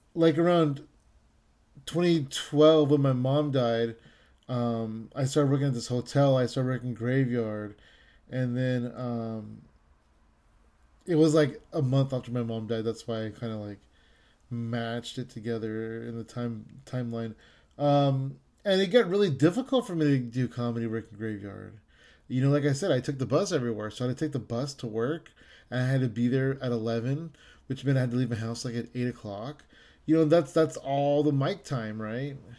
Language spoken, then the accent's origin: English; San Jose, California, United States; I'm from San Jose